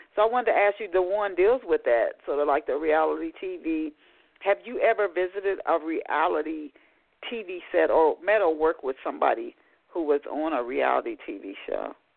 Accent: Ohio, United States; I'm from Ohio

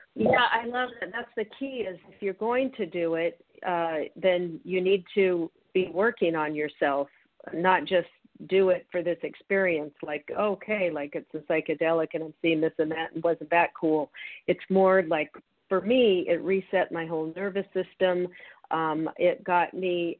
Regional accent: Federal Way, Washington, United States; moved away; I'm from Federal Way, 30 minutes outside of Seattle. That's that's my home up there.

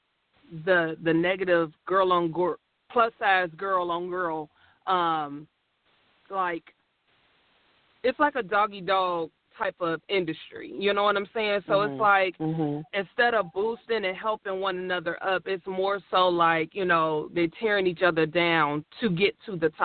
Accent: Gary, Indiana, United States; now in Indianapolis, United States; I did some work back when I was at home because I'm originally from Gary, Indiana

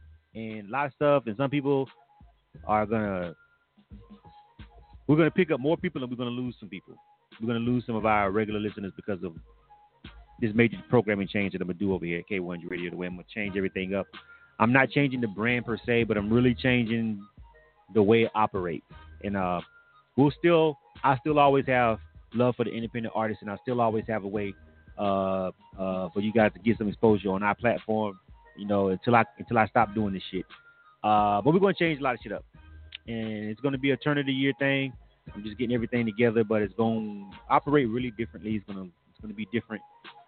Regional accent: Panama City, Florida, United States; Panama City, Florida, which again is my hometown

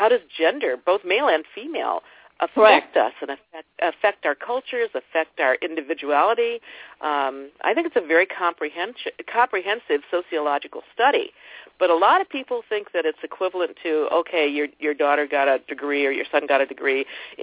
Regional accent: Ohio, United States; I'm from Ohio

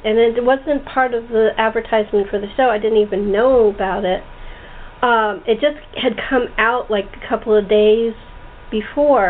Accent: Los Angeles, California, United States; I grew up in the San Fernando Valley, right at the foot of Laurel Canyon

